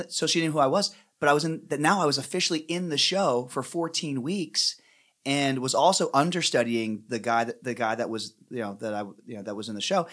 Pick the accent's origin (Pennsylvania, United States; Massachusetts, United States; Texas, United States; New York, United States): Pennsylvania, United States; I grew up in Pennsylvania